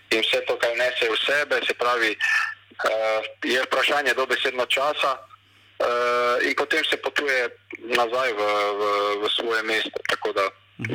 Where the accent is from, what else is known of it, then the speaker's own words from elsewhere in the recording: Maribor, Slovenia; moved away as an adult; now in Croatia; prihajam iz Maribora